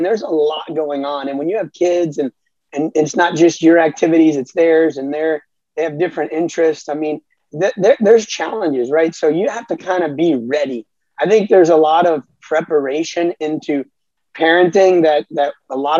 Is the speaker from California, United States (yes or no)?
no; South Florida, United States; also born or lived in Alabama; I grew up in South Florida